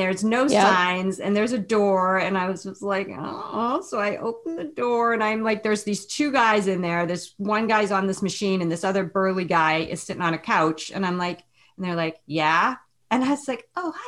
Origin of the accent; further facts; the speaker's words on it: New England, United States; moved away as an adult; also born or lived in Chicago; now in Northern California, United States; I'm from New England. Before we started talking, I'm from Northern California, but I'm from New England